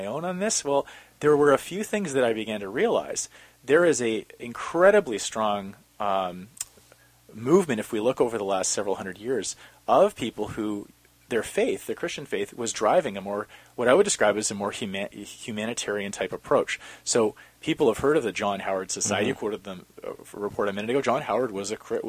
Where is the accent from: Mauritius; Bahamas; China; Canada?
Canada; Calgary, Alberta; now in Vancouver, Canada; growing up in Calgary